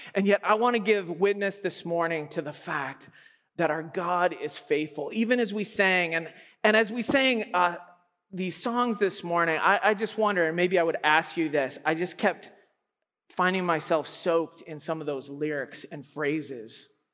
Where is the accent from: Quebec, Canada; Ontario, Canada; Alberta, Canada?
Alberta, Canada; I am from Alberta